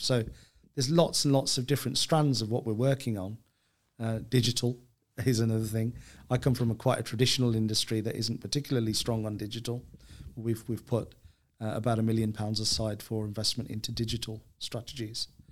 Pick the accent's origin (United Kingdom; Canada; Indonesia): United Kingdom; Birmingham, West Midlands; when I was a kid growing up in Birmingham